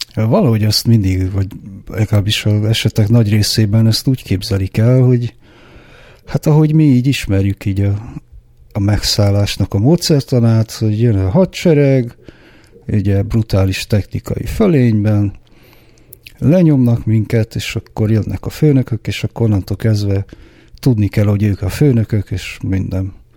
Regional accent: Budapest, Hungary; én zuglói gyerek vagyok. Igazából egy zuglói panel proli vagyok.

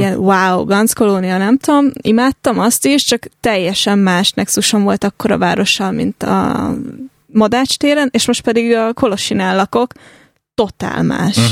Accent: Százhalombatta, Pest, Hungary; moved away as an adult; also born or lived in Budapest; Szászhalombattai vagyok, és ott is nőttem föl

